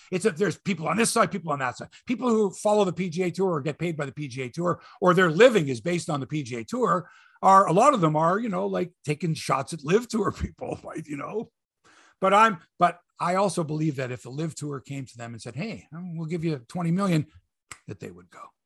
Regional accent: Canada; I'm from Canada here

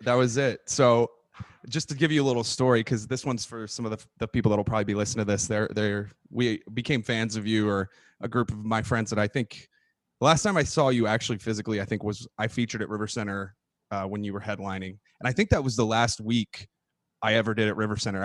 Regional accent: San Antonio, Texas, United States; moved away as an adult; where I grew up in my hometown in San Antonio

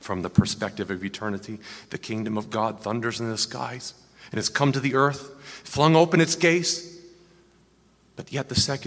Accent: United States; as an American seminary student

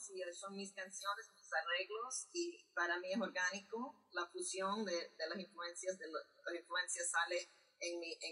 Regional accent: New York, United States; pero yo me crié en Nueva York y, ahí empecé mis propios grupos, you como tocar en CBGBs a los 17 años es lo que yo, es como yo empecé en la escena aquí en Nueva York.

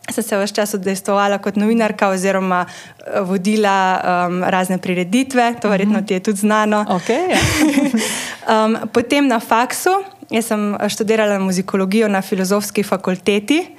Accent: Carinthia, Slovenia; now in Ljubljana, Slovenia; Jaz prihajam iz Koroške.

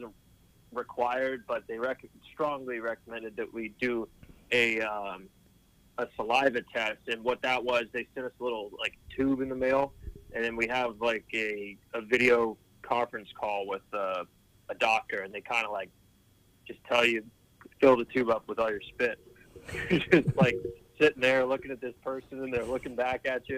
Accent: Charleston, South Carolina, United States; also born or lived in Chattanooga, Tennessee / Pittsburgh, Pennsylvania; I grew up in Charleston

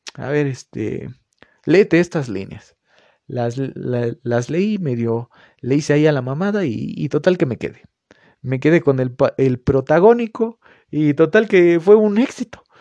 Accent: Mexico; yo fui a una, escuela particular aquí en, mi pueblo donde vivo

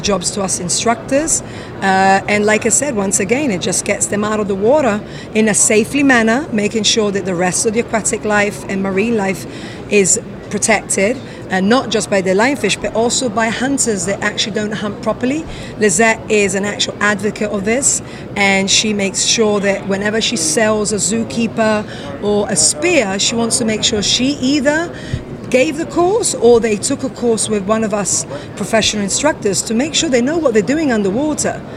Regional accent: London, United Kingdom; moved away as an adult; now in Curaçao; Originally, I'm from London, but I've been living in the Caribbean

